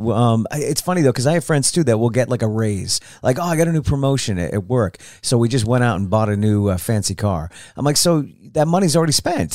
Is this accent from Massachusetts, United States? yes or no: yes; East Brookfield, Massachusetts, United States; where I grew up in East Brookfield, Mass.